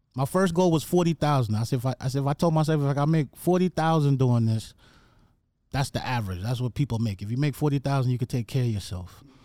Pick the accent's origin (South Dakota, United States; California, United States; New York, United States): New York, United States; New York City; moved away as an adult; also born or lived in Jamaica; now in Atlanta, United States; I came to the Bronx when I was nine. I lived in the Bronx till I went off to college